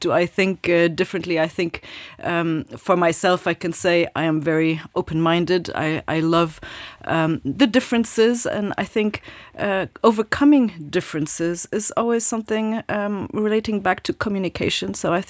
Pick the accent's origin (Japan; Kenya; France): Japan; I grew up in Japan, indeed, lived there for many years, but always in a very international environment, and I really love that.